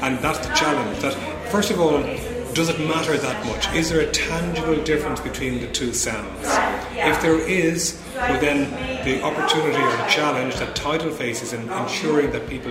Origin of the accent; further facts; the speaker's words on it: Ireland; moved away; In my country, I'm from Ireland